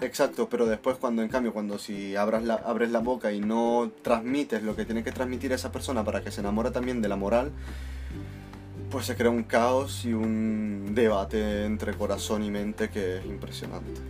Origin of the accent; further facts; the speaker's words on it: Italy; now in Canary Islands, Spain; soy italiano.